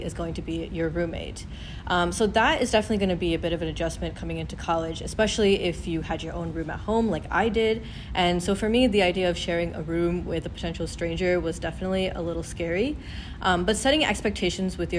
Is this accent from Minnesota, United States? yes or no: no; Troy, Michigan, United States; I'm originally from Troy, Michigan